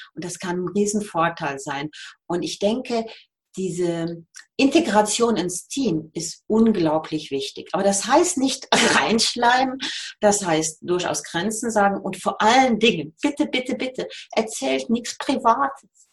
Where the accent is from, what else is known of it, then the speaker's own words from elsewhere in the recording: Rhineland, Germany; accent: Rhineland; moved away as an adult; now in Switzerland; ich bin Rheinländerin, man hört's, äh, wohne seit 36 Jahren in der Schweiz